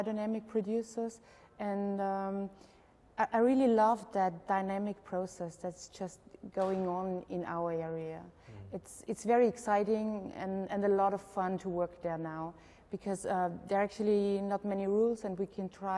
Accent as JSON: {"language": "English", "region": "Burgenland", "country": "Austria", "said": "I'm from Austria, Burgenland. That's the most eastern part of Austria, near the Hungarian border."}